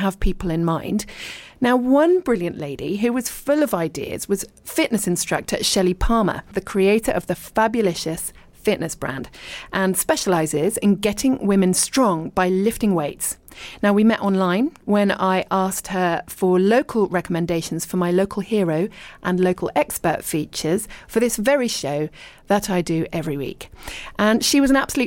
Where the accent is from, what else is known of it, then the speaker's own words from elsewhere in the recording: Richmond, London, United Kingdom; moved away as an adult; also born or lived in abroad; I was born in Richmond and I lived and worked in London, but then I lived abroad for ages and ages, and I'm now back in the UK and I live in leafy East Sheen